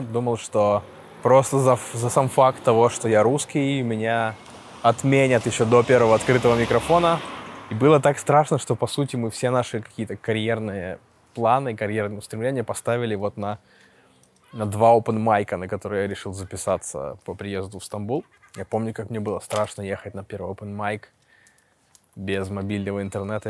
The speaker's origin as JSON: {"language": "Russian", "country": "Russia", "moved": "as an adult", "lives_now": "Istanbul, Turkey", "said": "я из России"}